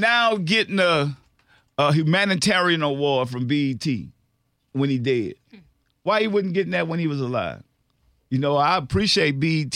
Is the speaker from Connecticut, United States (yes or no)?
no; New Orleans, Louisiana, United States; I'm from New Orleans